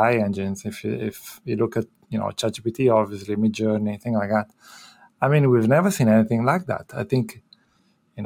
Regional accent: Italy; moved away as an adult; also born or lived in United Kingdom / Rotterdam, Netherlands; now in Philadelphia, United States; I'm originally from Italy

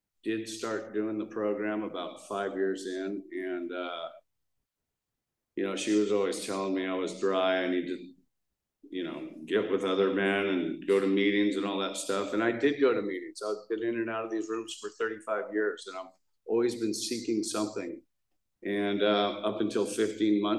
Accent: Newport Beach, California, United States; I grew up in Newport

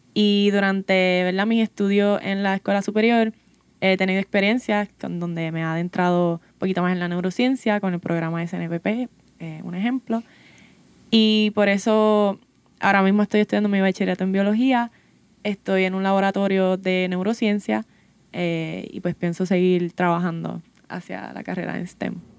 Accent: Santa Isabel, Puerto Rico; soy del pueblo de Santa Isabel, Puerto Rico

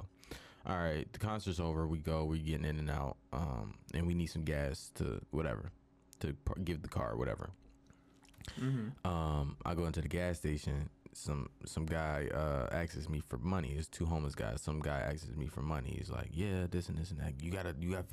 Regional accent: Philadelphia, Pennsylvania, United States; I'm from Philadelphia

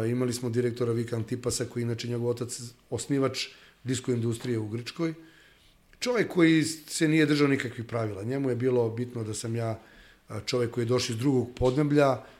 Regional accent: Serbia; mi kao nacija Srbi

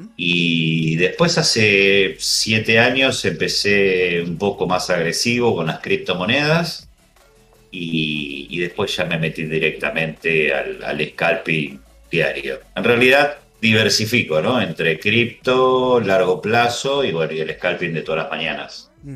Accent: Argentina

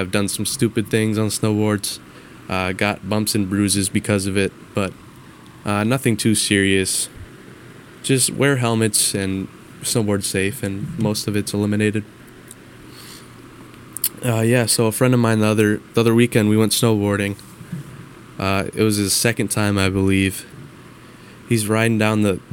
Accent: Minnesota, United States; with me growing up in Minnesota

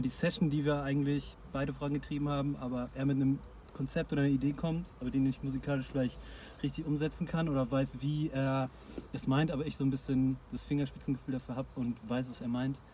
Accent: Ruhr area, North Rhine-Westphalia, Germany; wir halt durch Ruhrpott verteilt sind

